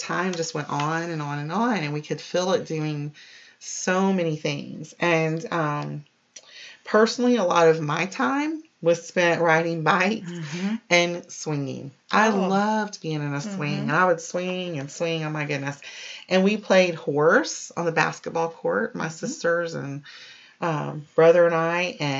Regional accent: Key Largo, Florida, United States; because during some of my like middle elementary to middle school years, we grew up in the Keys. We were in Key Largo

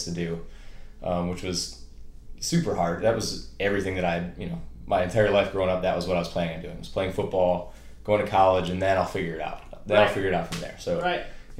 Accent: Chelsea, Michigan, United States; moved away as an adult; also born or lived in Boston, Massachusetts; I grew up in Michigan, just outside of Ann Arbor, real small town, football kind of town.

